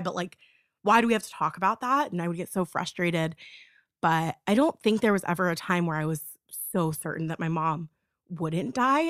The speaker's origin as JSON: {"language": "English", "region": "Florida", "country": "United States", "said": "I'm from Florida"}